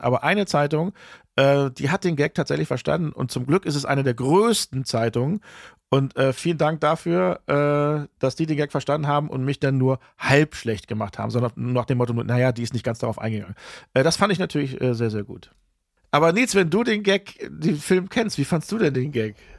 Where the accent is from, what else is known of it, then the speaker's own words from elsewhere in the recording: Germany; accent: German accent; Ich bin Deutscher